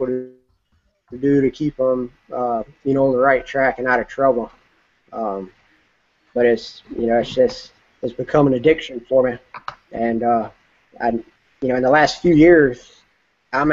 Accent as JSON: {"language": "English", "town": "Murfreesboro", "region": "North Carolina", "country": "United States", "tie": "born or raised there", "said": "I grew up in Murfreesboro, North Carolina"}